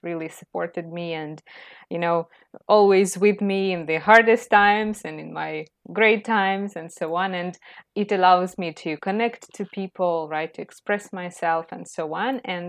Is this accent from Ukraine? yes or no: yes; Ukraine; English is a second language; now in Canada; from Ukraine. Yes, I'm a teacher of English, and I think I will also never stop learning. So I am still an English learner for sure. And currently I live in Canada because of the war situation.